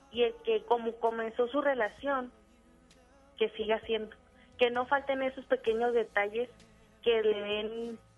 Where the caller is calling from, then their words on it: Cuauhtémoc, Chihuahua, Mexico; De Ciudad Cuauhtémoc, Chihuahua.